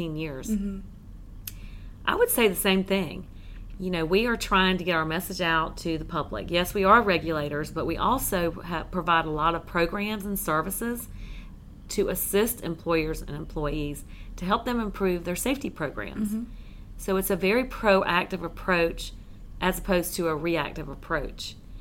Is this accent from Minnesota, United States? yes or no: no; Cumberland County, North Carolina, United States; I'm from Cumberland County